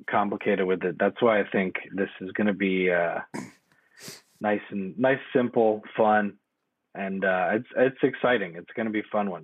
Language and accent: English; East Coast, United States; now in West Coast, United States; who grew up, born and raised on the East Coast